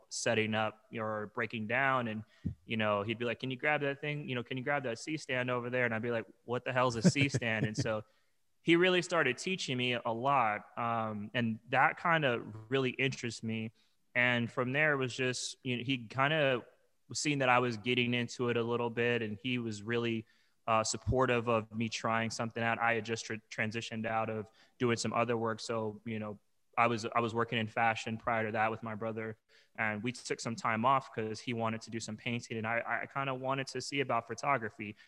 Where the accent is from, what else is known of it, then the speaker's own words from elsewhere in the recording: Long Beach, California, United States; also born or lived in Arizona; now in New York, United States; I'm originally from Long Beach, California, and I lived in Arizona for many years, and I moved to New York, uh, almost three years ago.